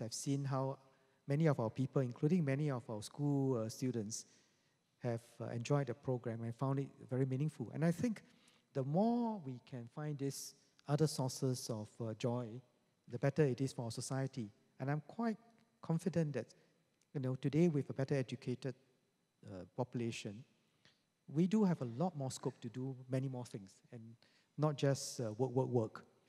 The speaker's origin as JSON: {"language": "English", "country": "Singapore", "said": "us together as Singaporeans"}